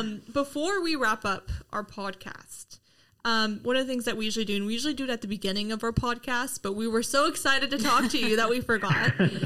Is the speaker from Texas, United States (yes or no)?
yes; Dallas, Texas, United States; I'm from Dallas. I'm from Dallas, Texas. I have family all over Texas.